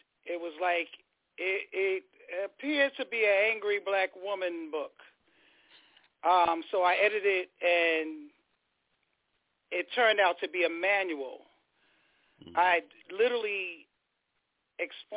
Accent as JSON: {"language": "English", "town": "New York City", "region": "New York", "country": "United States", "tie": "born or raised there", "also_born_or_lived": "Queens", "said": "I was born in Queens, General, and then we moved straight to Brooklyn."}